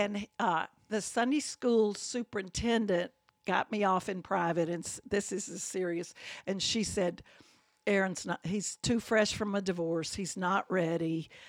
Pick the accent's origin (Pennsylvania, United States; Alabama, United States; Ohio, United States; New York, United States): Alabama, United States; Birmingham; I grew up in that house